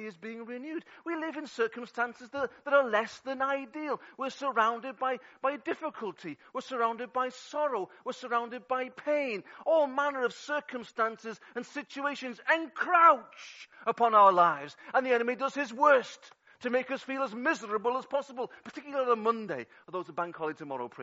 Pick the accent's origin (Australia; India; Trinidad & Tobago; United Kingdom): United Kingdom; England; now in Wales; I'm English